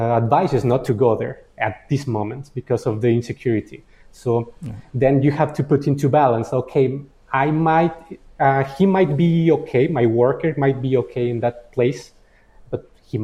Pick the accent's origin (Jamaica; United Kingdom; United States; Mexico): Mexico; moved away as an adult; I'm from Mexico. I was living there for more than 20 years, and I was born and raised there